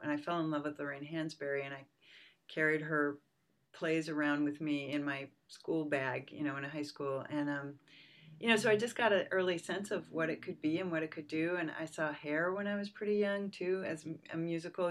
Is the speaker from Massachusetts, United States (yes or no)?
yes; suburbs of Boston, Massachusetts, United States; also born or lived in Pennsylvania; now in San Francisco Bay Area, United States; I was born in Pennsylvania. My family moved to Massachusetts when I was two, so I was really raised in the suburbs of Boston